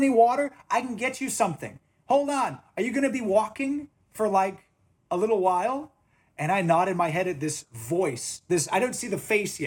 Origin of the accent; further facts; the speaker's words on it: Florida, United States; I'm from Florida